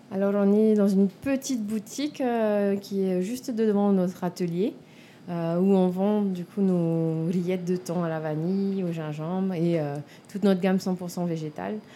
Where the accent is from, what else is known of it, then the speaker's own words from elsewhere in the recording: Papara, French Polynesia; also born or lived in Toulouse, France; je suis née en Polynésie. Hein. j'ai grandi euh, à Papara, là où je mhm. me suis installée